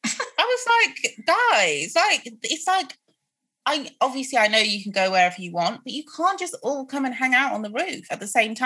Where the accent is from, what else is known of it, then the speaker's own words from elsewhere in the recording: Croydon, London, United Kingdom; born there; I'm like, first of all, I was born in Croydon. I don't know anything about this country shit you guys.